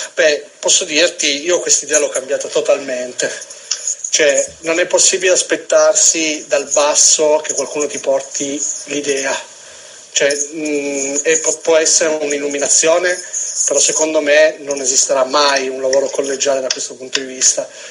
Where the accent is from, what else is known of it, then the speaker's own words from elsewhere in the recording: Turin, Piedmont, Italy; da torinese che vive la città quotidianamente